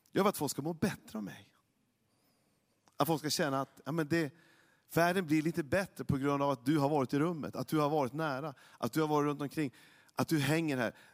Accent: Norrland, Sweden; Jag är ju norrlänning, jag, jag har ju en, jag har mina gener från min pappa väldigt mycket.

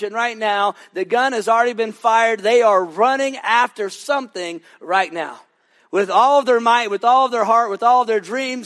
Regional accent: Lewisville, Texas, United States; also born or lived in Fort Worth, Texas; I grew up in a little town just north of Dallas called Lewisville.

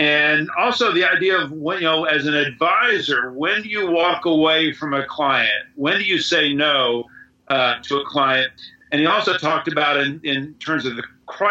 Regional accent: Miami, Florida, United States; Growing up in Miami and going to Leela's

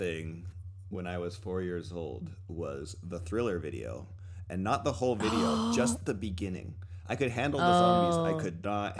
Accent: Coulee Dam, Washington, United States; In my neighborhood growing up in Cooley Dam, Washington

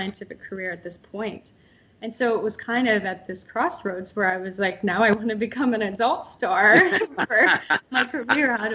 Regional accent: just north of Pittsburgh, Northwest Pennsylvania, United States; moved away as an adult; also born or lived in Port St. Lucie, Florida / Atlanta, Georgia / Los Angeles, California; now in California, United States; I grew up in Northwest Pennsylvania, just north of Pittsburgh, Pennsylvania

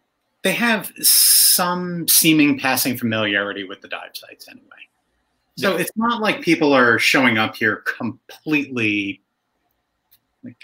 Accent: United States; now in Mexico; I'm an American

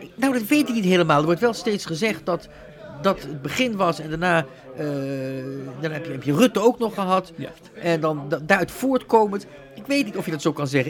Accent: Netherlands; moved away as an adult; Ik ben Nederlander, ben tien jaar, meer dan 10 generaties, maar ik heb tien jaar gestudeerd in het buitenland.

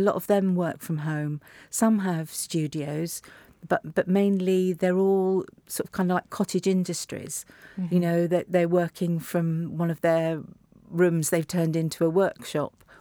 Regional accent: London, United Kingdom; I grew up in Primrose Hill and I went to school in St John's Wood

